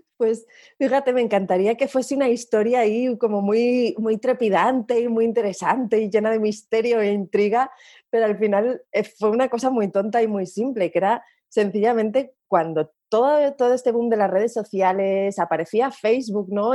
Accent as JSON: {"language": "Spanish", "region": "Asturias", "country": "Spain", "said": "yo soy asturiana y allí es como hacemos los diminutivos de los nombres"}